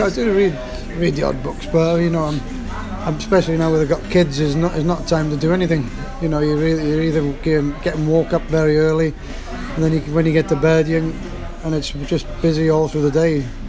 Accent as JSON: {"language": "English", "region": "Wales", "country": "United Kingdom", "said": "My dad's English, I'm Welsh."}